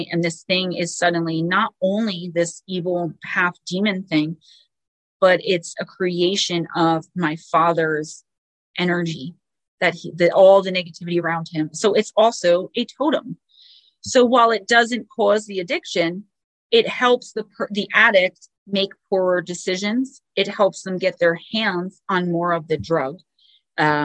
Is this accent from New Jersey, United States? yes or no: yes; Paterson, New Jersey, United States; my hometown, the town I love, Paterson, New Jersey